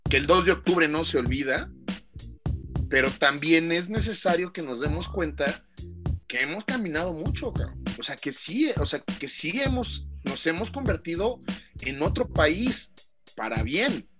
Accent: Mexico; como mexicanos

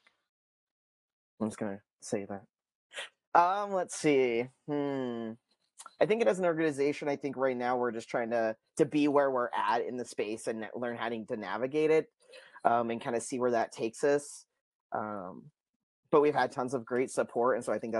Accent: Pocatello, Idaho, United States; I am from the Pocatello community, so a lot of people know me here

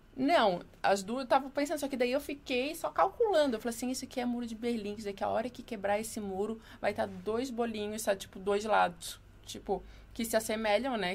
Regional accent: Florianópolis, Santa Catarina, Brazil; moved away as an adult; now in São Paulo, Brazil; Manezinha da ilha.

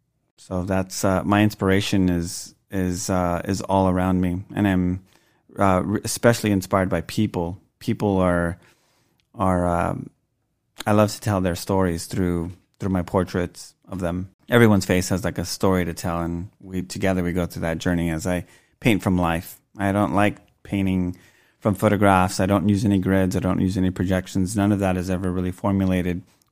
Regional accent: Los Angeles, California, United States; I was surrounded by that a lot when I grew up in Boyle Heights.

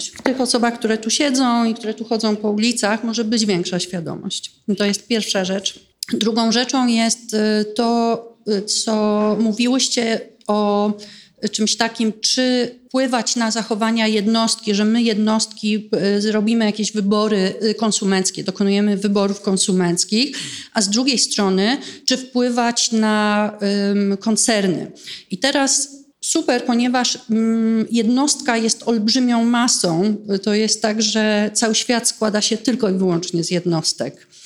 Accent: Warsaw, Masovian Voivodeship, Poland; I dlaczego ja, która pochodzę z Polski, mieszkam w Warszawie, nie mogę zrobić czegoś, co jest na skalę światową

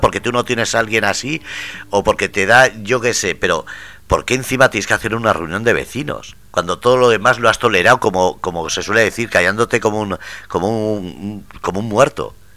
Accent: Ermua, Basque Country, Spain; mi pueblo, en Nermua

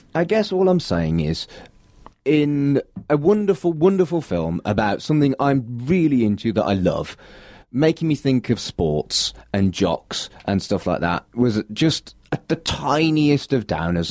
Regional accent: United Kingdom; me being British

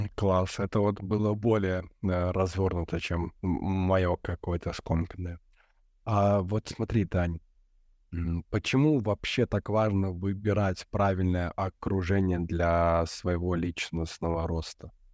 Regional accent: Belarus; moved away; also born or lived in Europe; мы с тобой из Беларуси

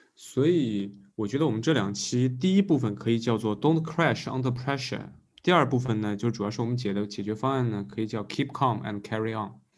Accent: China; 我们中国人活得真的太累了

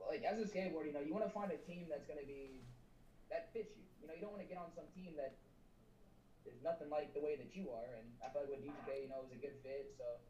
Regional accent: Dallas, Texas, United States; I am from Dallas, Texas

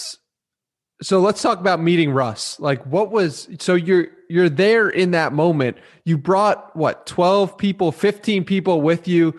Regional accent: East Coast, United States; I'm from the East Coast

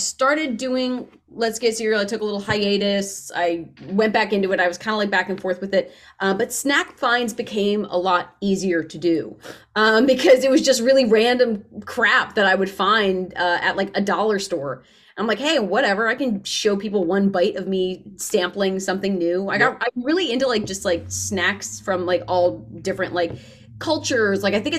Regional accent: Northeast, United States; I'm from the Northeast, but I didn't start wrestling stuff in the Northeast.

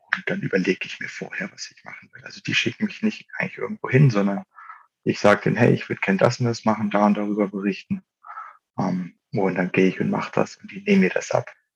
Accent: Germany; ich komme hier aus der Region, ich komme aus dem Harz

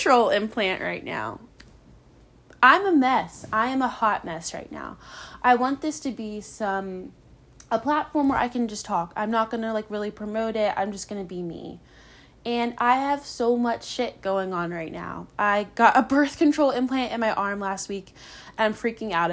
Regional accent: Charlottesville, Virginia, United States; moved away; I grew up in Charlottesville, Virginia.

